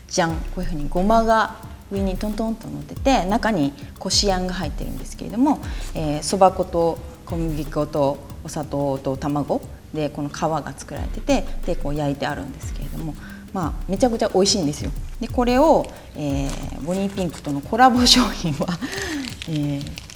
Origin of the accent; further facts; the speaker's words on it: Kyoto, Japan; moved away; 私もあの京都出身なので